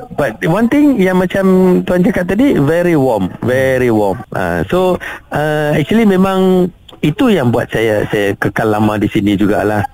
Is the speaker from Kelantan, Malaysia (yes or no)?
no; Kedah, Malaysia; moved away as an adult; also born or lived in Lahad Datu, Sabah; now in Kota Kinabalu, Malaysia; saya berasal dari Kedah